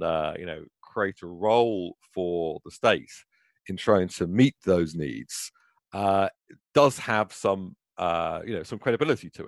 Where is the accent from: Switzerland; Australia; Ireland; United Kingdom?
United Kingdom; moved away; in my own home country, you know, where I was born in Britain.